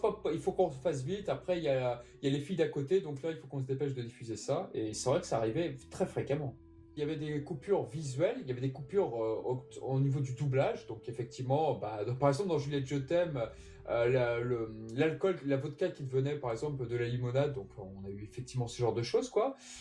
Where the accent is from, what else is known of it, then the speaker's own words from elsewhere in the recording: France; chez nous en France